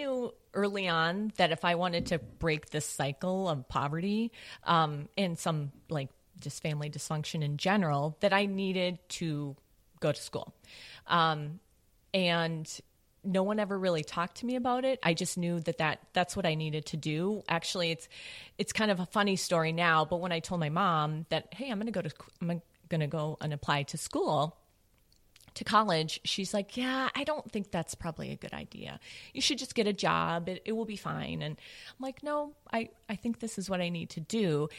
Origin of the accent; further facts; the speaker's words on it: St. Paul, Minnesota, United States; St. Paul.